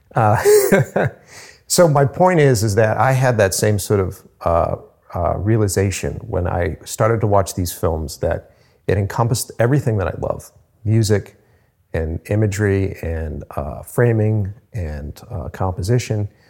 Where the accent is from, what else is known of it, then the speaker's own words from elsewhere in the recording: Cape Cod, Massachusetts, United States; moved away as an adult; now in Boston, United States; At the time, I was living on Cape Cod